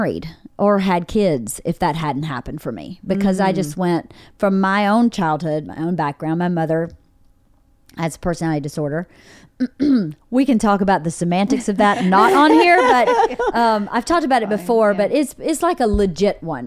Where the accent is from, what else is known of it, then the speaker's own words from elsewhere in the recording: rural Georgia, United States; moved away; I grew up in my hometown's 1,800 people, really small, rural Georgia.